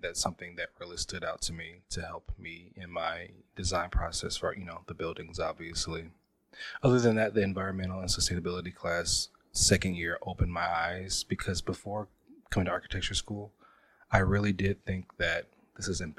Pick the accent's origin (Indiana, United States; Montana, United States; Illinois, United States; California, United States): Indiana, United States; Indianapolis; I'm from Indianapolis, capital city. Or Naptown as well.